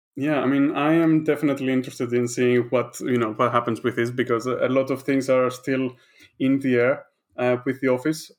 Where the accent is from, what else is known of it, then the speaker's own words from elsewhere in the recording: Greece; moved away as an adult; also born or lived in Netherlands; now in London, United Kingdom; I am from Greece